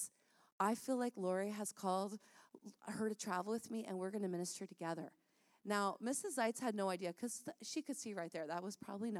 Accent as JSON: {"language": "English", "town": "St. Catharines", "region": "Ontario", "country": "Canada", "tie": "born or raised there", "said": "We grew up together in St. Catharines"}